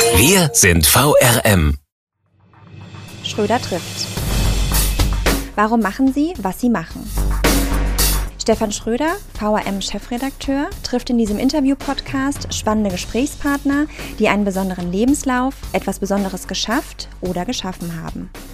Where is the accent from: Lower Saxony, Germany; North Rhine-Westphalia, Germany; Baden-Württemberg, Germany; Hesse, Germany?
Hesse, Germany; Eschborn; in meinem Heimatdorf, heute Heimatstadt Eschborn